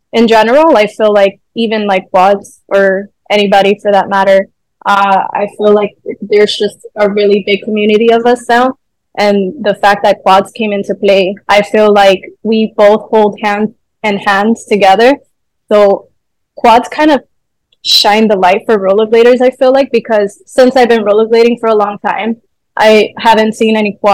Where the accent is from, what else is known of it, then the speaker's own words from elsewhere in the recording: Honduras; now in Miami, United States; I'm from Honduras. I was born there.